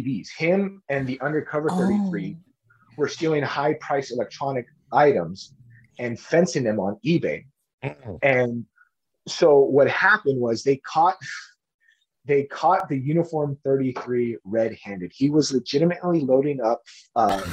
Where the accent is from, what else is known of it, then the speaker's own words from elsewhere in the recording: Earlimart, California, United States; also born or lived in Bakersfield, California; moved back to my hometown of Early Martin.